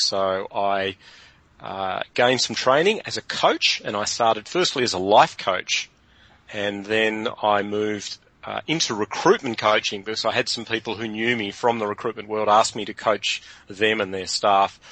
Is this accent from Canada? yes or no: no; Hobart, Tasmania, Australia; moved away as an adult; also born or lived in London; I'm originally from Hobart